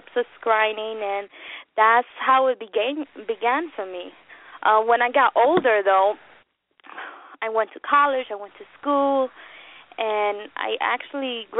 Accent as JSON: {"language": "English", "region": "New York", "country": "United States", "said": "I'm from New York. I'm a New Yorican"}